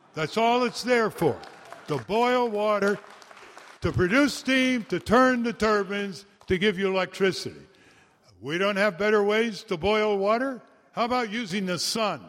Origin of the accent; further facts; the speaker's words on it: Connecticut, United States; We started the first law museum in the world last September in my hometown in Connecticut